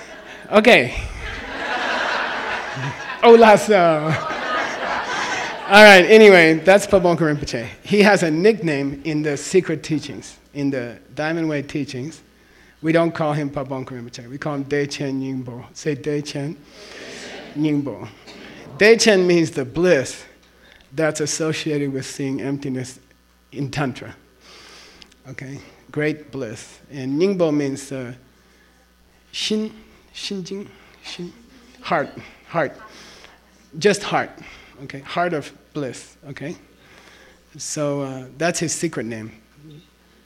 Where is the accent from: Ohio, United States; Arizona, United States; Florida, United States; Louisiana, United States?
Arizona, United States; moved away as an adult; also born or lived in Princeton, New Jersey; when I went to Princeton, we had an Arizona club. And all the students from Arizona, we used to drink beer together